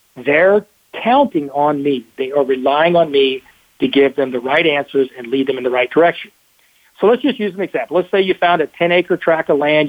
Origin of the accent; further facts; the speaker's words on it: Texas, United States; I'm the Texan